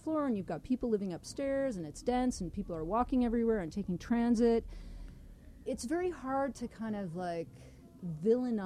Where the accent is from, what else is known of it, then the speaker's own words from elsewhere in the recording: Denver, Colorado, United States; moved away as an adult; now in Toronto, Canada; I grew up in Denver